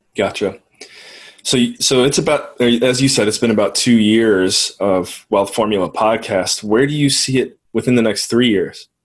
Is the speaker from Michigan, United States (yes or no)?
no; Cleveland, Ohio, United States; I'm originally from Cleveland, so I have a little bit of Midwestern blood